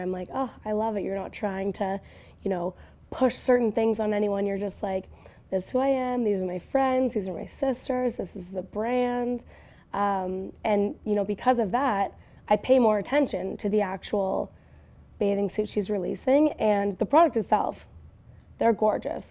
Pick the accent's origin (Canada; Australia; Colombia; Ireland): Canada; as a Canadian